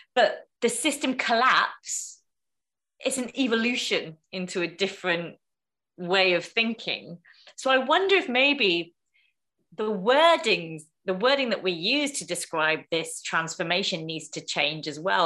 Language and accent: English; United Kingdom; the environment that I was raised in as a British Indian, second generation immigrant